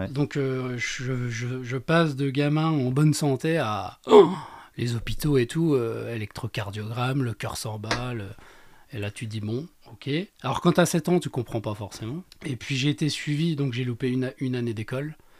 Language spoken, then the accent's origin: French; Baccarat, Grand Est, France; also born or lived in Lunéville; Lunéville, alors moi je suis resté 3-4 ans sur Lunéville et après euh, on est redescendu à Baccarat